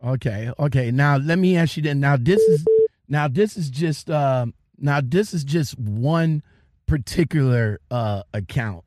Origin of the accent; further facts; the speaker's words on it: Ohio, United States; I'm from Ohio, so PA is not that far from me